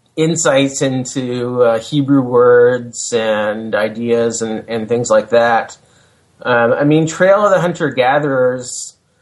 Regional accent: Hamilton, Ontario, Canada; also born or lived in United States; I was living back in my hometown of Hamilton, Ontario

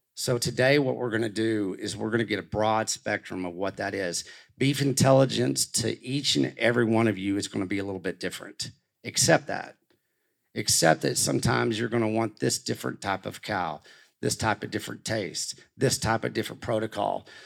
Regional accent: Canyon, Texas, United States; growing up in Canyon, Texas

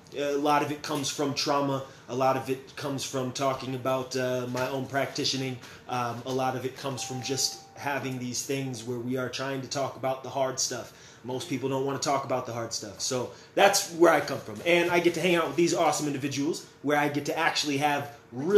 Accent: California, United States; also born or lived in Las Vegas, Nevada; now in Sioux Falls, United States; I am originally from California, moved out here by way of Las Vegas, Nevada

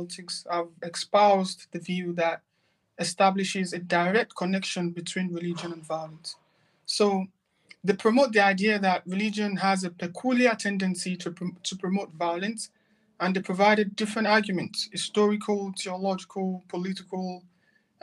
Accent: Nigeria; moved away as an adult; also born or lived in Malaysia / Turkey / Qatar; now in London, United Kingdom; I'm a Nigerian

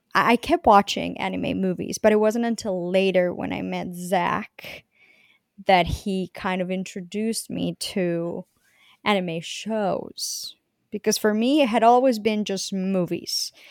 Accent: Bogotá, Bogotá Capital District, Colombia; moved away; I was born and I grew up in Colombia, the city of Bogota, Colombia

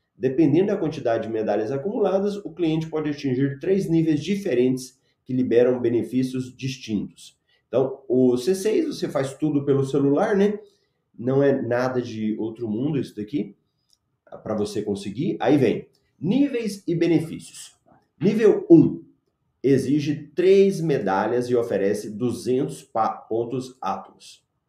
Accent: Goiás, Brazil; now in Cuiabá, Brazil; eu sou goiano

